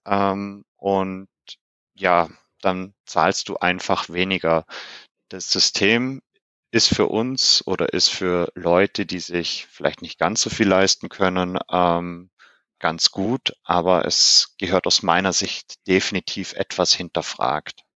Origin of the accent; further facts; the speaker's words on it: Germany; bei uns in Deutschland